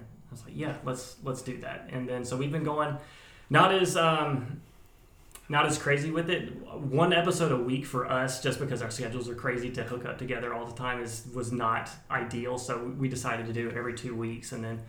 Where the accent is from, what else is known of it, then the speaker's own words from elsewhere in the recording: Griffin, Georgia, United States; from Catch All Podcast, from Griffin, also work at Georgia Aquarium.